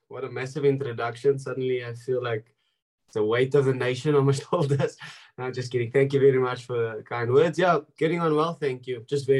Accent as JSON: {"language": "English", "country": "South Africa", "tie": "born or raised there", "moved": "as an adult", "lives_now": "Treviso, Italy", "said": "if you're a boy growing up in South Africa"}